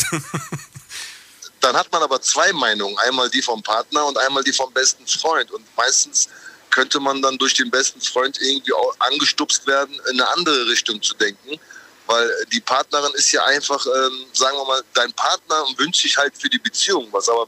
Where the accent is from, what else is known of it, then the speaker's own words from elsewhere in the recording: Düsseldorf, North Rhine-Westphalia, Germany; Nee, ich bin eigentlich Düsseldorfer